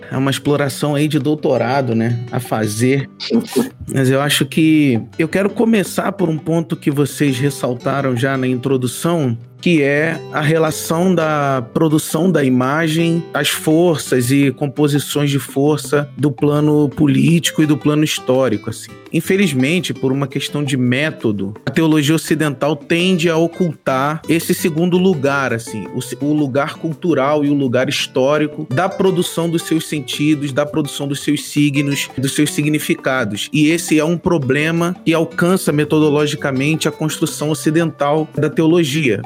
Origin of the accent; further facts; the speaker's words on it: São Gonçalo, Rio de Janeiro, Brazil; moved away as an adult; now in São Paulo, Brazil; eu sou do Rio de Janeiro, de São Gonçalo, no Rio de Janeiro